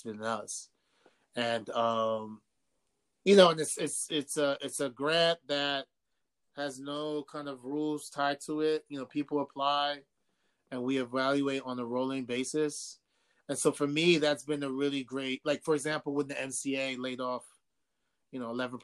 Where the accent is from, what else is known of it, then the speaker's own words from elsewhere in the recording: New York City, New York, United States; both my parents are from Ghana. I was born in Harlem, raised in New York